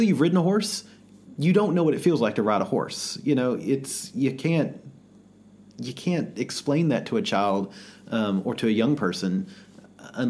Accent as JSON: {"language": "English", "region": "the South", "country": "United States", "tie": "born or raised there", "said": "growing up in the South"}